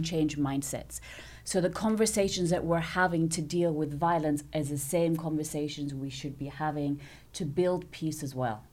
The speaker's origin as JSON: {"language": "English", "town": "Nicosia", "country": "Cyprus", "tie": "born or raised there", "also_born_or_lived": "London", "said": "So I was born there. They stayed a couple of years in London, and then I came back here and I grew up in Nicosia"}